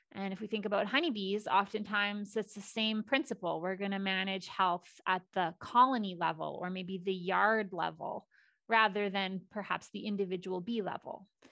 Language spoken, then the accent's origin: English; Saskatchewan, Canada; also born or lived in Alberta; I am born and raised in Saskatchewan.